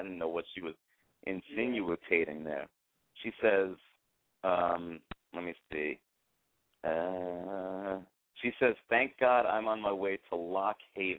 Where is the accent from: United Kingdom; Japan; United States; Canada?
United States; New Haven, Connecticut; I'm from New Haven. That's the southern, that's south central Connecticut right there.